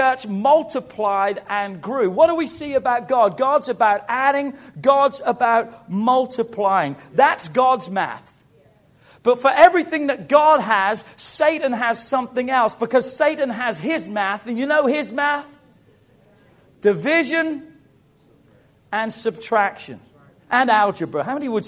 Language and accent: English; England, United Kingdom; moved away as an adult; now in United States; Growing up in England